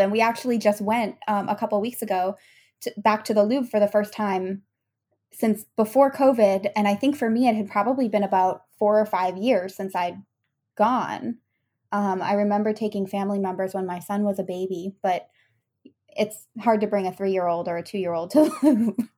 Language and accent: English; Massachusetts, United States; moved away as an adult; now in France; I come from Massachusetts